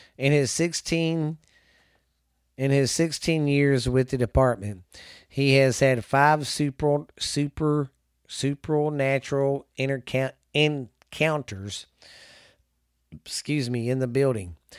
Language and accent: English; the South, United States; also born or lived in Mineral Wells, Texas; I'm from the South